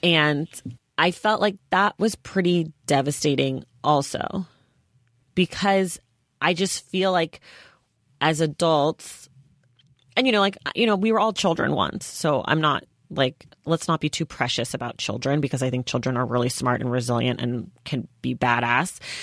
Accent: United States; as an American

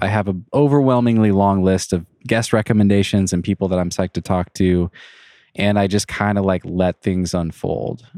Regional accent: Leavenworth, Washington, United States; also born or lived in Wenatchee; I grew up in Leavenworth

